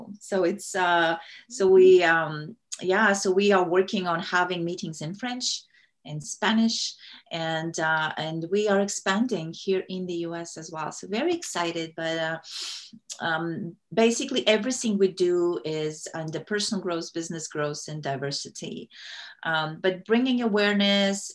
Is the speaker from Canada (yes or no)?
no; Kazakhstan; first language Russian; English is a second language; moved away as an adult; now in United States; I'm originally from Kazakhstan. I grew up in the Soviet Union. My native language is Russian. And I came here to the U.S. in 2001